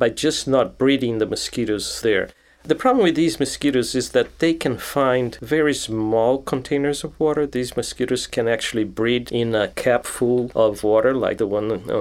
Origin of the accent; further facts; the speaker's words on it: Brazil; moved away as an adult; also born or lived in Rio de Janeiro, Brazil / Brasília, Brazil / São Paulo, Brazil; now in United States; I was born in Brazil. I was born near Rio de Janeiro. But as a kid, I moved to Brasilia, which is the capital of Brazil